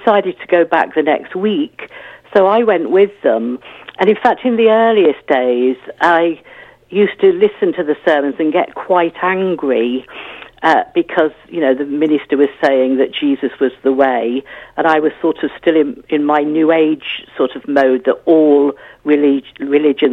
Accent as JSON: {"language": "English", "town": "Leicester", "region": "East Midlands", "country": "United Kingdom", "tie": "born or raised there", "also_born_or_lived": "Bath / Africa / Croydon", "moved": "as an adult", "said": "I grew up in Leicester, and we weren't a church-going family at all"}